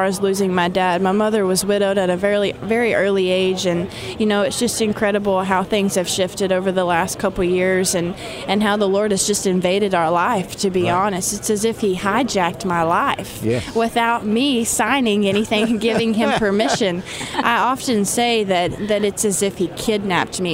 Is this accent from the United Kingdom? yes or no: no; Arkansas, United States; I was born and raised in Arkansas. I'm just a regular hillbilly out there